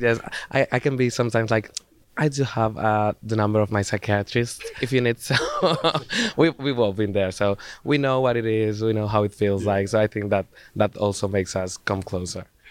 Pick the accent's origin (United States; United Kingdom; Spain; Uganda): Spain; Zaragoza, Aragon; in Zaragoza, my hometown in, in, Spain. Actually, in the school, in the high school I used to study.